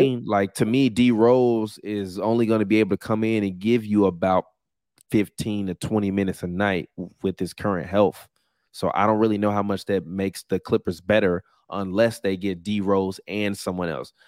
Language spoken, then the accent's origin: English; Chicago, Illinois, United States; I'm from Chicago